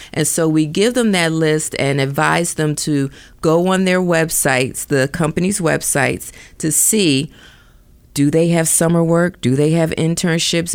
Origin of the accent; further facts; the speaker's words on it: Philadelphia, Pennsylvania, United States; moved away as an adult; also born or lived in Delaware / Washington, D.C.; now in Silicon Valley, United States; I'm originally from the East Coast, Philadelphia.